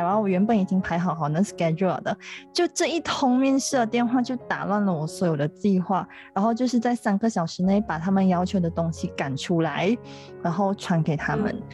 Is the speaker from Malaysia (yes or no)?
yes; Penang, Malaysia; 虽然我家乡是在冰城，但我家乡是在大三角那一带， 所以我比较少去冰岛